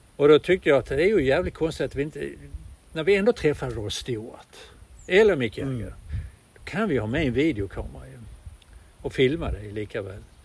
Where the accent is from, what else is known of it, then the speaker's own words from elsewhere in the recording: Malmö, Skåne, Sweden; jag är född i Malmö där allting ska gå till helvete. Det är en arbetarstad